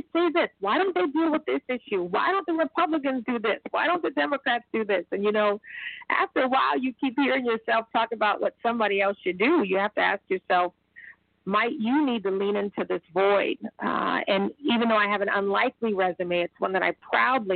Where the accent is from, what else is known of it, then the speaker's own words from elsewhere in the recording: Charleston, South Carolina, United States; moved away as an adult; also born or lived in Chicago, Illinois; now in Houston, United States; I grew up in Charleston. My parents are from there as well